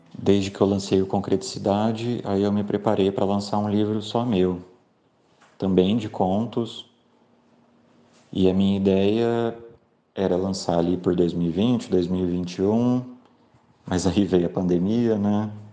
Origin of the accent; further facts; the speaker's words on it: São José do Rio Preto, São Paulo, Brazil; moved away as an adult; now in Londrina, Brazil; eu sou de São José do Rio Preto, em São Paulo, mas moro em Londrina desde 2007